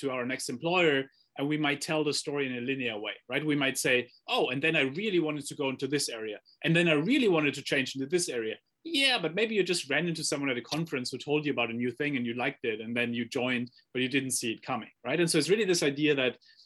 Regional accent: Germany; I grew up in Germany

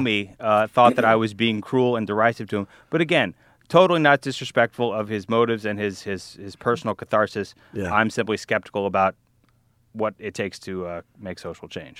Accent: Louisiana and Alabama, the South, United States; accent: Southern; also born or lived in Texas; now in New York City, United States; I was born in Texas, grew up in Louisiana and Alabama

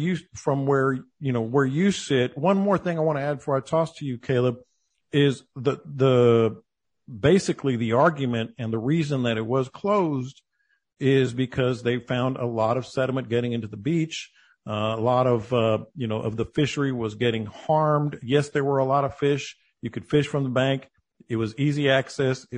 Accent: San Antonio, Texas, United States; I grew up in San Antonio, so I used to go to Port Aransas and Corpus

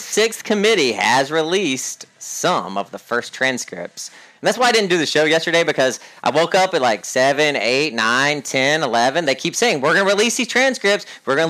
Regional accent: the South, United States; I think because I grew up in the South and I didn't grow up in like a blue collar community

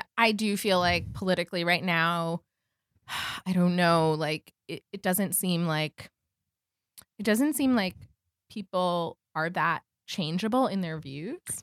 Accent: New York, United States; I feel like I grew up in New York

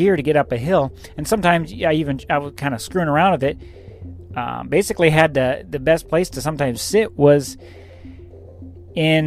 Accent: the West, United States; moved away; I'm from the West, you know. It gets hot, but there's no humidity

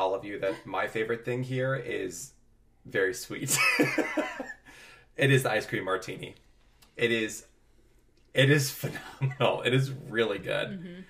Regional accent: Ireland; And I'm Irish and I'm sorry.

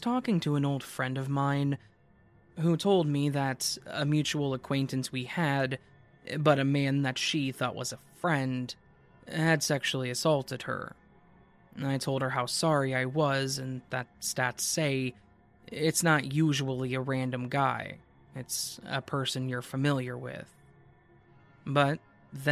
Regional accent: Marin County, California, United States; Marin County

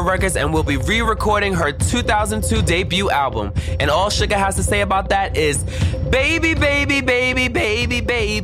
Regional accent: New York City, New York, United States; now in Los Angeles, United States; my hometown music hall of Williamsburg, Brooklyn

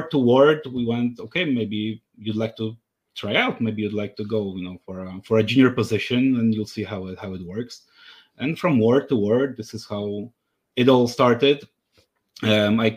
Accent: Poland; moved away as an adult; I was coming back to my home country, Poland.

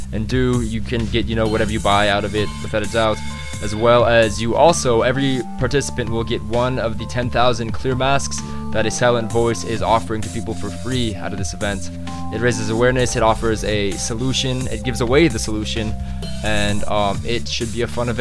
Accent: Osaka, Japan; Based in my hometown of Osaka

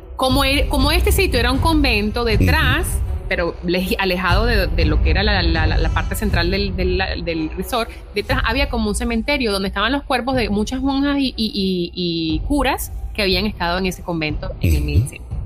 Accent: Venezuela; moved away; estoy en un país extraño, yo vengo, yo vengo de Venezuela

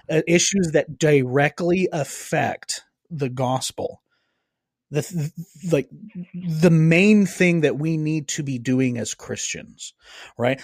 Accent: Cajun, Louisiana, United States; I'm Cajun

